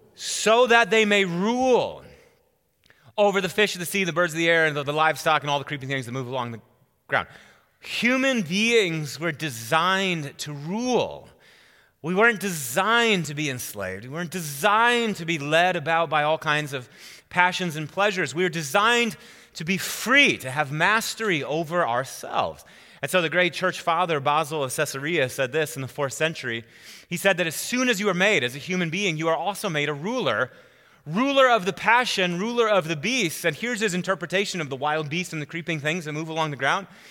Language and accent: English; Wisconsin, United States; moved away as an adult; also born or lived in Oklahoma / Chicago; now in Colorado, United States; I'm born and raised in Wisconsin